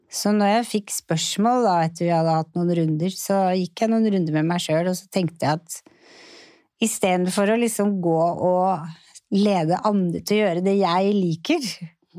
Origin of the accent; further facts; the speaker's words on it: Oslo, Norway; jeg vokste jo opp på Torshov og gikk jo på Lilleborg skole